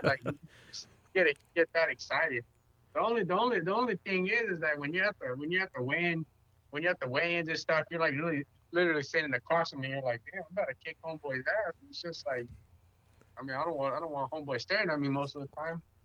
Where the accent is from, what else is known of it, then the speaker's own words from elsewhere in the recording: San Diego, California, United States; I'm from San Diego